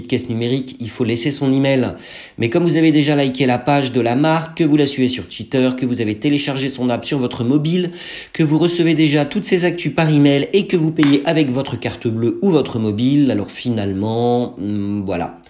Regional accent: France; chez nous en France

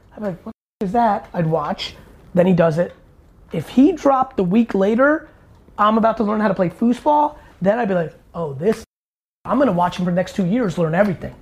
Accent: East Coast, United States; growing up on East Coast

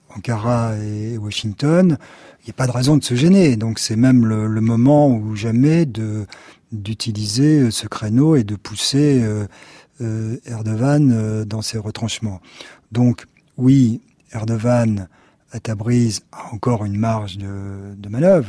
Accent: France; nous sommes français.

